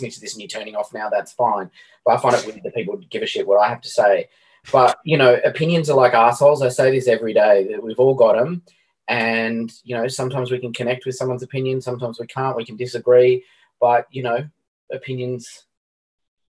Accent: Canberra, Australian Capital Territory, Australia; I grew up in Canberra.

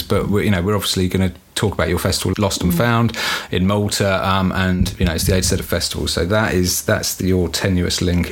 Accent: Southampton, South East England, United Kingdom; my hometown of Southampton

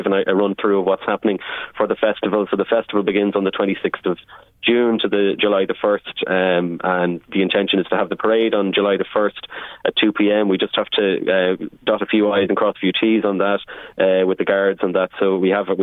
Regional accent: Navan, Leinster, Ireland; I grew up in Navan.

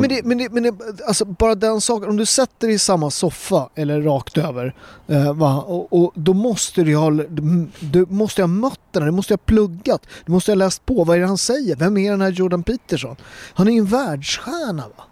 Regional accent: Sweden; Jag är född här och präglad och jag är en fjärdedel svensk

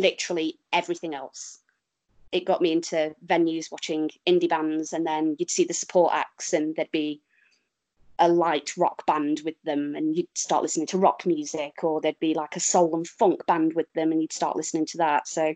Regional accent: Derby, East Midlands, United Kingdom; moved away; also born or lived in Stoke-on-Trent; I'm from Derby

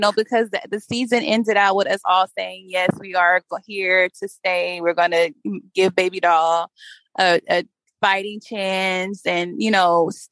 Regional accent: Bay Area, California, United States; I am originally born and raised in the Bay Area in California. I've been here forever.

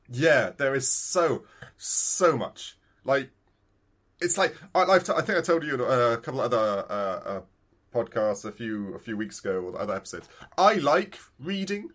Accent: United Kingdom; I'm that British

